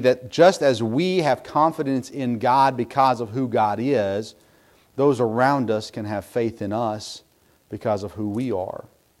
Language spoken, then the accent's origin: English; Southern United States, United States; So I grew up in a home with Yankee parents, but we grew up in the South. And all of my extended family are Northerners.